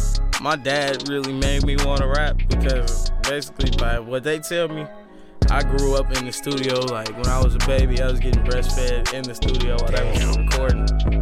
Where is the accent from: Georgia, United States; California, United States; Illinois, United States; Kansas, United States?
Illinois, United States; Chicago; I'm from Chicago, Illinois.